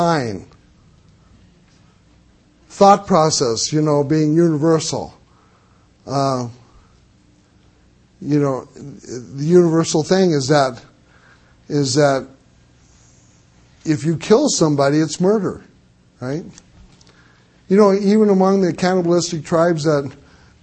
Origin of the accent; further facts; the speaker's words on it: Missouri, United States; I'm from Missouri, the state of misery. I was born there